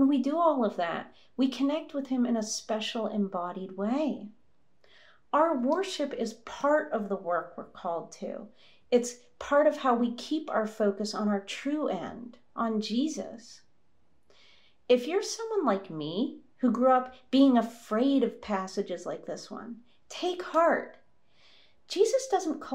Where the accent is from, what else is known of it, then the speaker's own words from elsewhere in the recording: United States; moved away; my home country of the United States